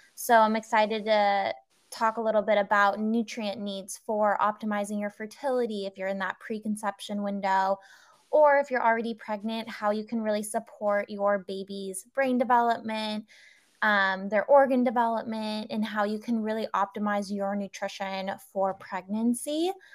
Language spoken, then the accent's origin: English; California, United States; moved away as an adult; also born or lived in Singapore; we moved back to my home state of California